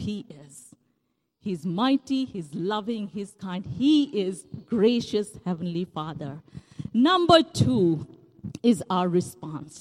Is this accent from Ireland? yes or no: no; India; moved away; Growing up in India